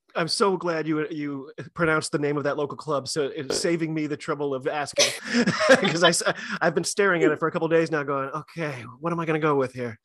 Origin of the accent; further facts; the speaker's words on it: United States; I'm an American rugby fan